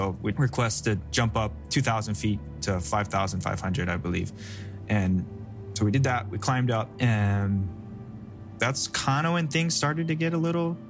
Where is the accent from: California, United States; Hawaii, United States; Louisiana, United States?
Hawaii, United States; Kailua; born and raised on Oahu over in Kailua, Hawaii